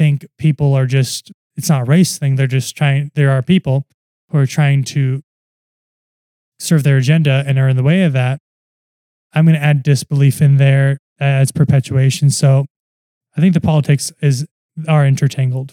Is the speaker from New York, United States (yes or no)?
yes; New York, United States; even though I grew up in New York